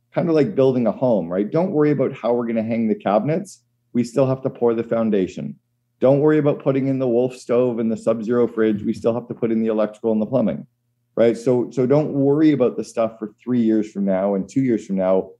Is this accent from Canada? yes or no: yes; Canada; as a Canadian